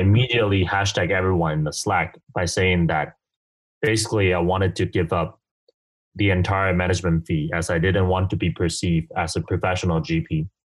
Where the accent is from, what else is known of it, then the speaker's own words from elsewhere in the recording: Kaohsiung, Taiwan; I grew up from a pretty normal family in southern Taiwan called Kaohsiung